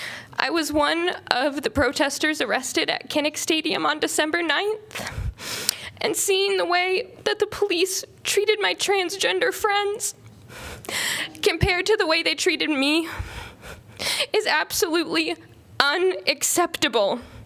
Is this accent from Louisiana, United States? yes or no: no; Burlington, Iowa, United States; Growing up in Burlington, Iowa